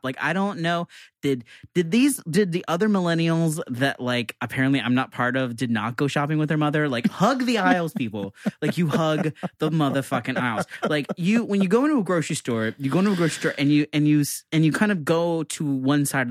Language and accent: English; New York, United States; I'm a New Yorker